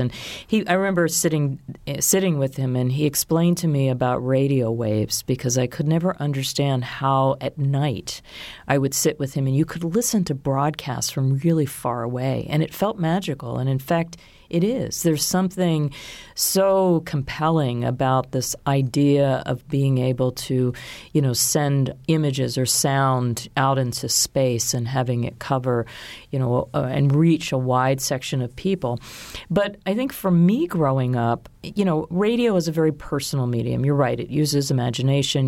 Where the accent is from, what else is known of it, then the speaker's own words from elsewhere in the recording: Baltimore, Maryland, United States; moved away as an adult; also born or lived in Washington / New York; I grew up outside of Baltimore in an area that was somewhat rural